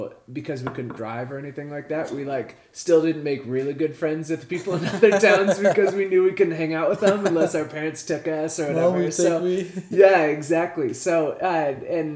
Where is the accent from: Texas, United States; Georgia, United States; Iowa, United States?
Iowa, United States; Atkins; also born or lived in California; I grew up in a small town. It was, I don't know, 700 or so people. Not 700,000, like 700 people. in Atkins, Iowa